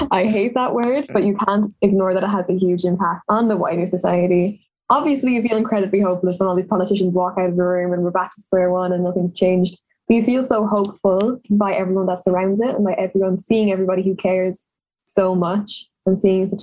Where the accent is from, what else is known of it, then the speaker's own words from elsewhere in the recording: Cork, Munster, Ireland; I am 17 and from Cork